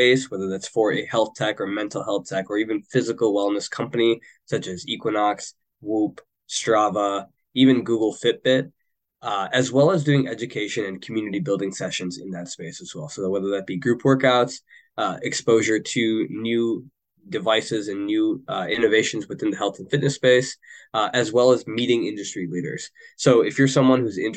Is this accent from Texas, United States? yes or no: no; Michigan, United States; I was born and raised in Michigan